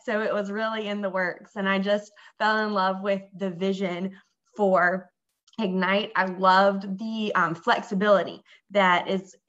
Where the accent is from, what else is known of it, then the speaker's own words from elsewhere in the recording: Columbia, South Carolina, United States; moved away as an adult; now in Durham, United States; I'm from Columbia, South Carolina